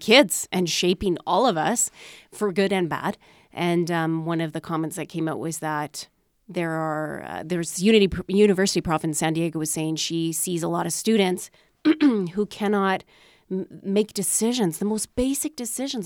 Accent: Manitoba, Canada; I grew up in Manitoba

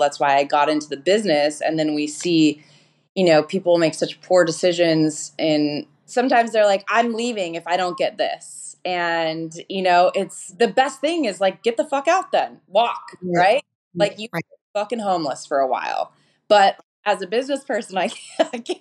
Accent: Denver, Colorado, United States; moved away as an adult; also born or lived in Atlanta; now in Orange County, United States; I am actually a Colorado native. So okay. I grew up in Denver, Colorado, like a suburb of Denver called Centennial or Aurora

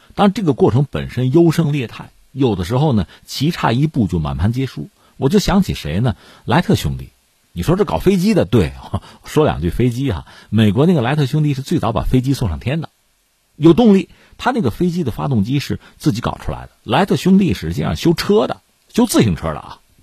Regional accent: China; 作为中国人嘛

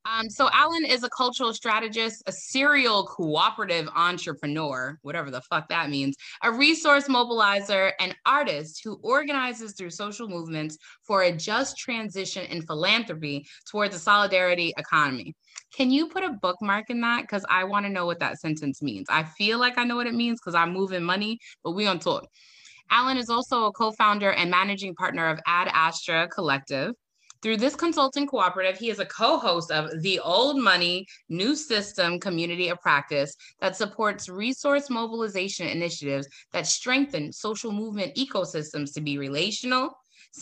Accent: Bronx, New York, United States; Did I say that right? I'm from the Bronx. Don't play with me.

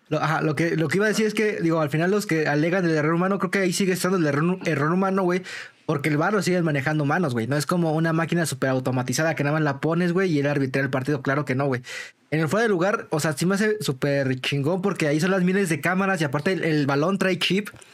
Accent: Mexico; hay como mexicanos

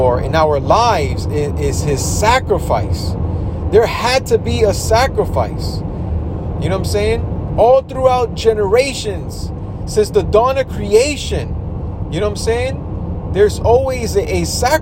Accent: New York, United States; I grew up in New York

